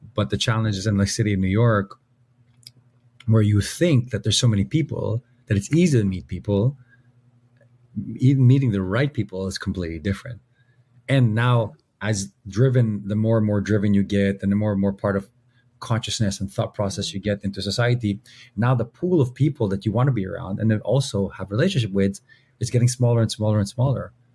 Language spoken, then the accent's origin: English; Philippines; we're Filipino